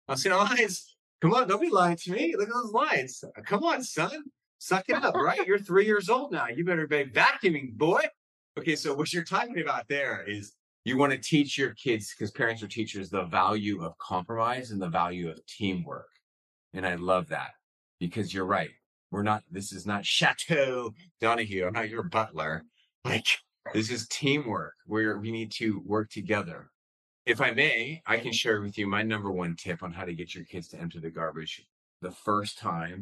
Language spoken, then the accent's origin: English; San Diego, California, United States; I grew up in San Diego.